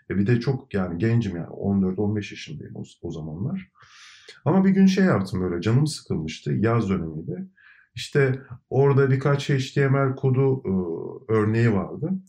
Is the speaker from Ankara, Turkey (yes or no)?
no; İzmir, Turkey; also born or lived in İzmit; e, İzmit doğumluyum ama hep e, İzmir'de e, yaşadım, büyüdüm.